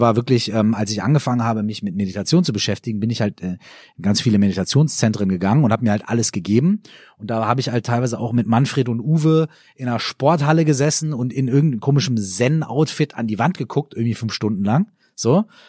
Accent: Minden, North Rhine-Westphalia, Germany; in meiner Heimatstadt in Minden

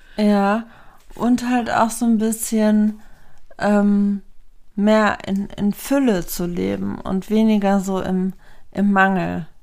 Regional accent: Lemgo, North Rhine-Westphalia, Germany; ich bin hier aufgewachsen in Lemgo

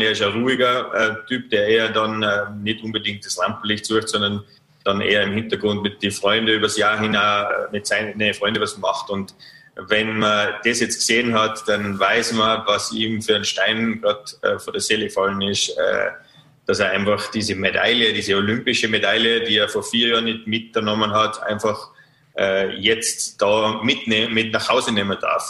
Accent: Vorarlberg, Austria; als Vorarlberger

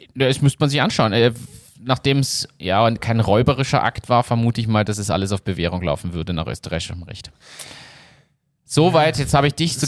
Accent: Germany; now in Austria; ich bin ja Deutscher

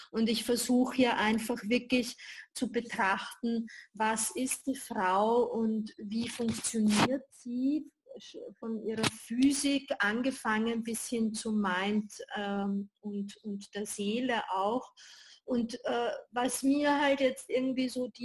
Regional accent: Vienna, Austria; born there; Äh, ich bin hier in Wien geboren und lebe auch hier.

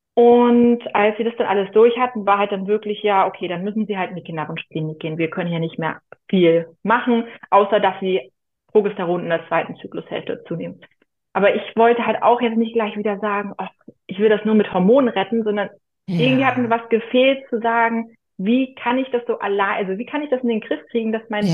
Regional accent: near Büsum, Schleswig-Holstein, Germany; Ich komme aus Schleswig-Holstein in der Nähe von Büsum, direkt am Meer

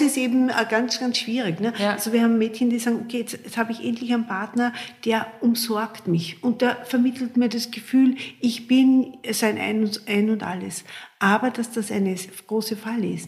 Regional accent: Austria; bei uns in Österreich

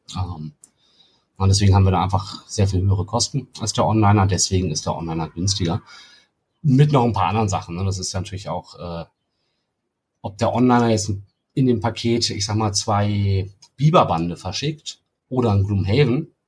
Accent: Hamburg, Germany; moved away as an adult; now in Freiburg, Germany; ich komme ursprünglich aus Hamburg

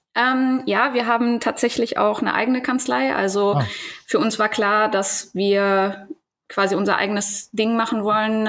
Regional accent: Eifel / Cologne area, North Rhine-Westphalia, Germany; now in Ruhr area, Germany; ich komme nicht aus dem Ruhrgebiet, ich wohne da jetzt. Ich komme aber eigentlich ah. eher aus der Eifeler Kölner Ecke

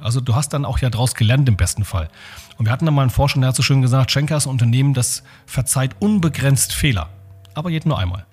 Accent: Germany; als Deutsche

